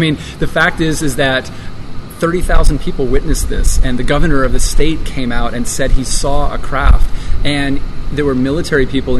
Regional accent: Arizona, United States; I grew up in Arizona. I had friends who say they saw this thing.

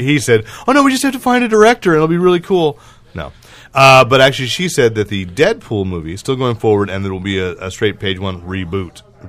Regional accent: Manteca, California, United States; I was born in the Central Valley

